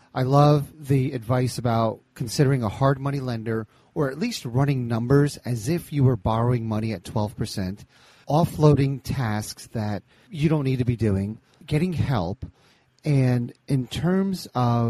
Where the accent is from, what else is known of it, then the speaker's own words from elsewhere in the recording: New Jersey, United States; I grew up in Jersey